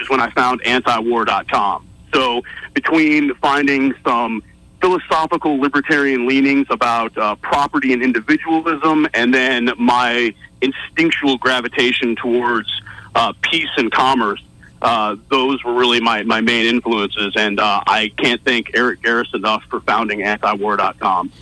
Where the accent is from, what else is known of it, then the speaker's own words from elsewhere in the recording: North Texas, United States; I grew up in North Texas.